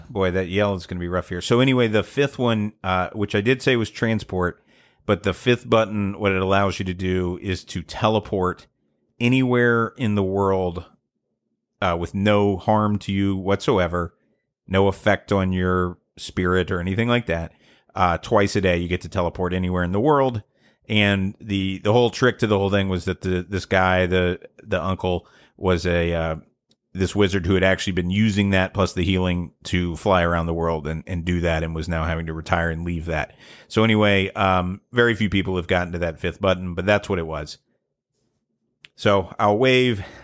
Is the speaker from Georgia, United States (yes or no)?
yes; Atlanta, Georgia, United States; I lived, I grew up in Atlanta